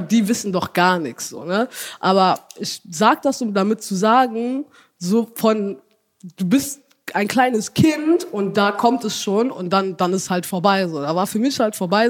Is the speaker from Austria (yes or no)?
no; Ethiopia; now in Germany; ich bin ja in Äthiopien aufgewachsen, aber wie gesagt, mhm. meine Mutter ist Deutsche